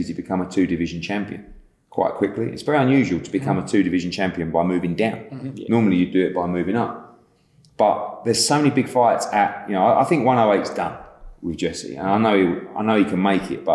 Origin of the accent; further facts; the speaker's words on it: United Kingdom; as a Brit